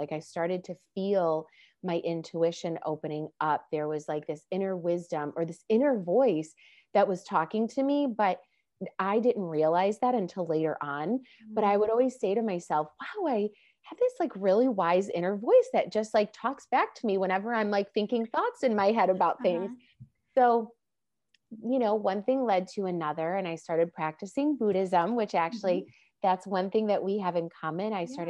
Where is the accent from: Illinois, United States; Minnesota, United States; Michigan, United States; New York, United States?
Illinois, United States; Chicago; now in Los Angeles, United States; I moved out to Los Angeles from Chicago. And when I did, I felt like I really had the permission to start exploring even deeper, you know, because I no longer was living with my parents.